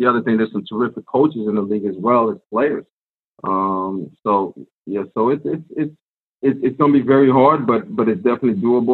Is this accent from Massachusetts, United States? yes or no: yes; Medford, Massachusetts, United States; I grew up in Medford